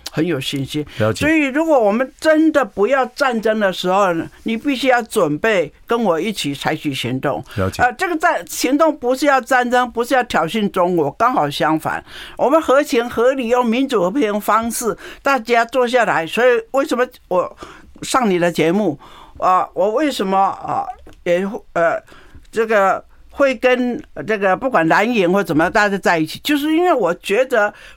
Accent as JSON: {"language": "Chinese", "region": "Taoyuan", "country": "Taiwan", "tie": "born or raised there", "said": "从我的家乡出发，桃园市"}